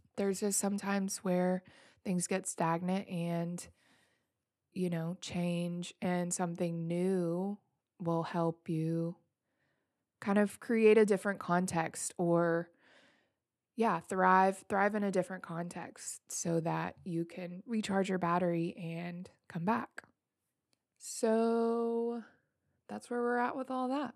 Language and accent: English; Memphis, Tennessee, United States; I am born and raised in Memphis, Tennessee.